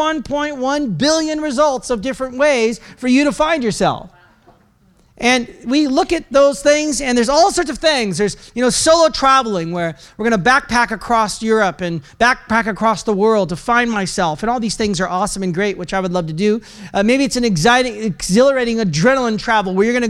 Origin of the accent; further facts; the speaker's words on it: Oregon, United States; I'm from Oregon.